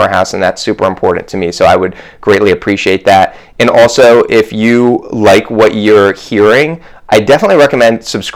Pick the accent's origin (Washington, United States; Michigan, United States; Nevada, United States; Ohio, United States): Ohio, United States; Columbus; I grew up in Columbus, but my family grew up in New York.